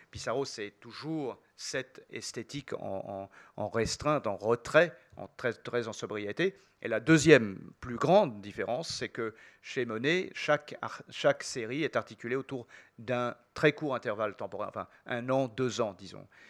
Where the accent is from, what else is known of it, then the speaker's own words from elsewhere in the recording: France; chez nous en France